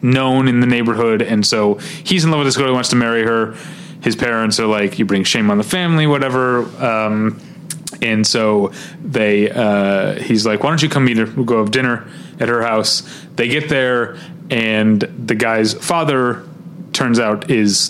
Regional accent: St. Louis, Missouri, United States; now in Los Angeles, United States; I grew up in St. Louis at a time when there were three Landmark theaters there.

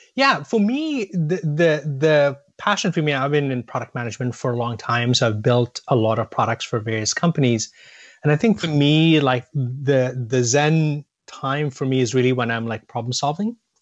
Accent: India; also born or lived in Boston, United States; I was born in Boston, but my family moved back to India when I was about a year old. Um, so as a ten-year-old, I was a kid growing up in India

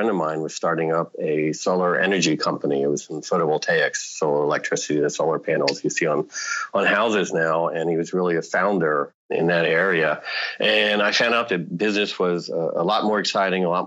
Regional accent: Washington, District of Columbia, United States; I grew up in the Washington, D.C. area, growing up with politics and everything

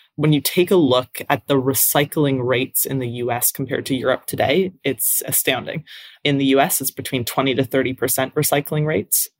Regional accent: Hamilton, Ontario, Canada; I'm from Hamilton in Canada, in Ontario. It's a big steel town

